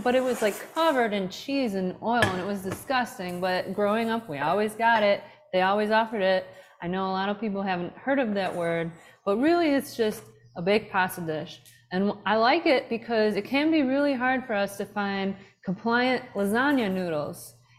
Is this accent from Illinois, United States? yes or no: yes; Chicago, Illinois, United States; I'm not Italian, but what I am is from Chicago.